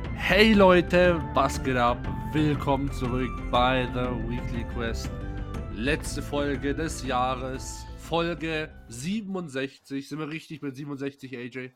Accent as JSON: {"language": "German", "town": "Pforzheim", "region": "Baden-Württemberg", "country": "Germany", "said": "ich komme aus Pforzheim"}